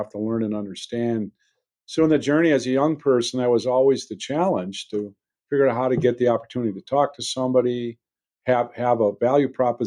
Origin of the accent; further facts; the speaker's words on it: Belgium, Wisconsin, United States; a smaller town north, Belgium, Wisconsin, but yes, born and raised here